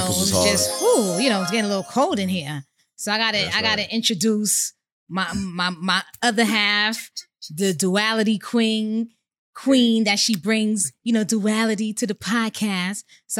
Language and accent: English; New York City, New York, United States; You know I hail from Co-op City, Section 5.